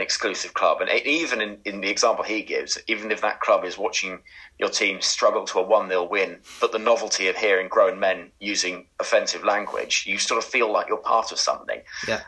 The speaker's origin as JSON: {"language": "English", "town": "Oxford", "region": "South East England", "country": "United Kingdom", "tie": "born or raised there", "said": "I grew up in Oxford"}